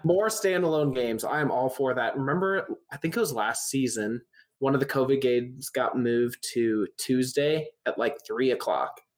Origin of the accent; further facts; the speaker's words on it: Indianapolis, Indiana, United States; I'm from Indianapolis